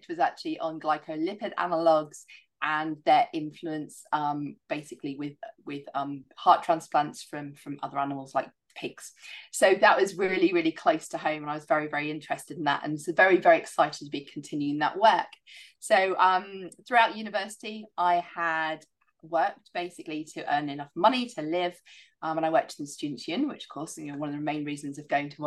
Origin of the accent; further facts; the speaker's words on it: Isles of Scilly, South West England, United Kingdom; moved away; I'd done a lot of horse riding growing up in the Isles of Scilly